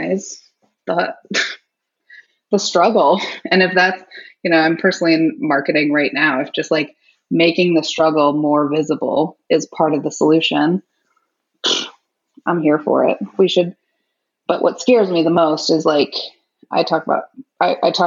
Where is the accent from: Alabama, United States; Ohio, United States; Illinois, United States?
Illinois, United States; Naperville; now in Seattle, United States; I grew up in Naperville, Illinois